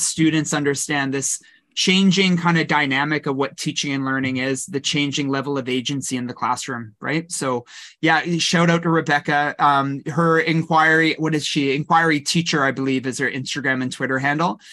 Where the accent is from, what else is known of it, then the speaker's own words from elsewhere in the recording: Kelowna, British Columbia, Canada; also born or lived in Victoria, British Columbia; I grew up in the Okanagan in Kelowna.